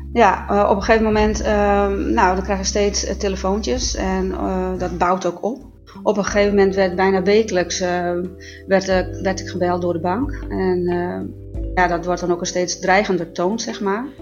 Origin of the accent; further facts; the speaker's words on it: Netherlands; also born or lived in Bellflower, California, United States; ik ben gewoon Nederlander